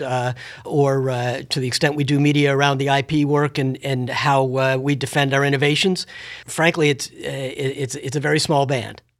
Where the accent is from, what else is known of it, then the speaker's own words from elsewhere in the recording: Washington, District of Columbia, United States; having been born and raised in Washington, D C